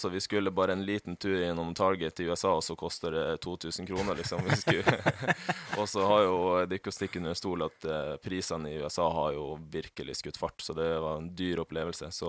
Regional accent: Northern Norway, Norway; jeg er fra Nord-Norge, skulle gjerne reist hjem litt oftere og sånne ting.

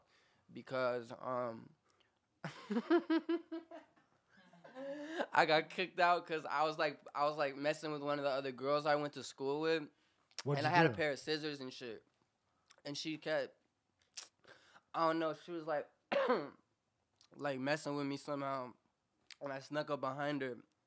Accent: Sallisaw, Oklahoma, United States; moved away; also born or lived in Fort Smith, Arkansas; I was born in Arkansas, but I lived in Salisaw, which is in Sequoia County my whole life

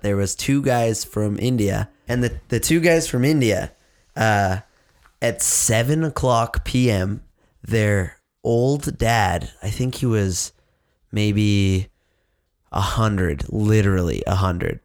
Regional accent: Saskatchewan, Canada; us in Saskatchewan

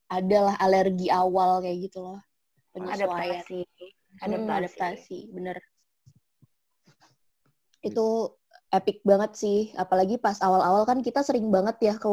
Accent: Semarang, Central Java, Indonesia; now in Malang, Indonesia; aku kan aku kan dari Semarang ya.

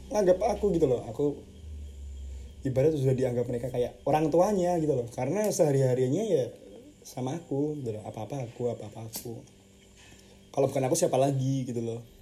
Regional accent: Yogyakarta, Special Region of Yogyakarta, Indonesia; Aku orang Jogja di sini Aku orang Jogja Orang tua aku di Jogja semua

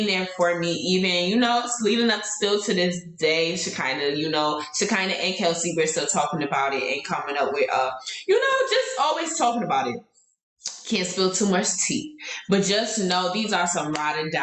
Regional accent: New York, United States; I'm from New York

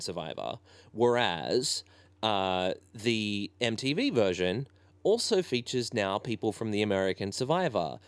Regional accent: Ballina, New South Wales, Australia; I grew up in Ballina

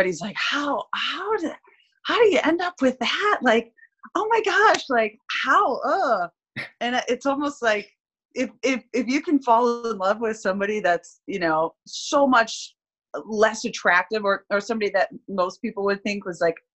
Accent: Midwest, United States; moved away as an adult; I grew up in the Midwest

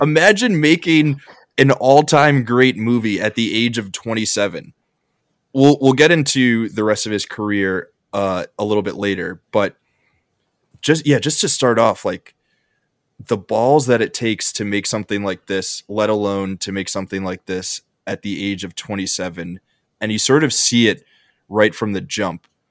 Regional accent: New York, United States; I'm from New York

